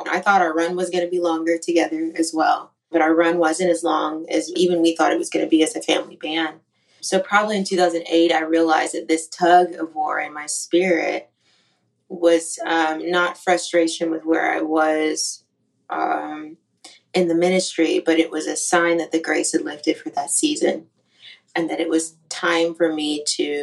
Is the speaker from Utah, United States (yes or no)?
no; Yakima, Washington, United States; also born or lived in Shreveport, Louisiana; now in Nashville, United States; I'm from Yakima, Washington